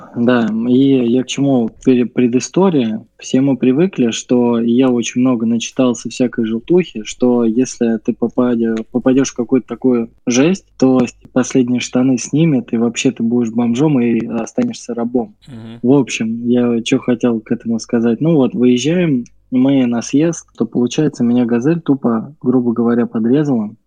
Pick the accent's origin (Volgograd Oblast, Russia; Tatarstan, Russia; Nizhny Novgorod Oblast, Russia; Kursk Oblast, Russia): Volgograd Oblast, Russia; Volgograd; now in Saint Petersburg, Russia; мы с тобой живем в Волгограде и родились в нем, ну, точнее, жили